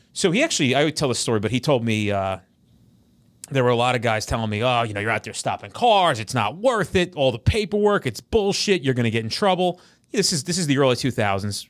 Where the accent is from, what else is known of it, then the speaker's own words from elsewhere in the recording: New Jersey, United States; we're all from Jersey